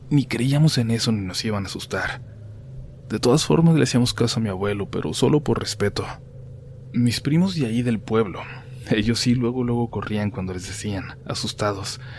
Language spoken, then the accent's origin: Spanish; Long Beach, California, United States; born there; A mí me tocó nacer aquí en Long Beach, California. Mis hermanos mayores nacieron en México y yo no tuve quizás tanto contacto con mis raíces mexicanas.